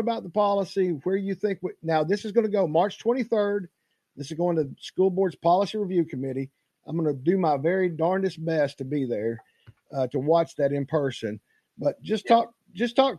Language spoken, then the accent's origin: English; Knoxville, Tennessee, United States; a kid that grew up all my life in East Knox County. I grew up in Sunnyview and graduated from Carter High School